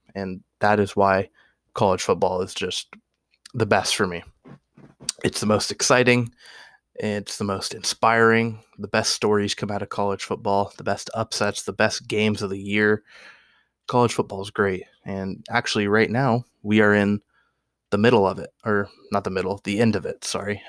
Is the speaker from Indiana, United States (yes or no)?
no; Oregon, United States; I'm born and raised in Oregon.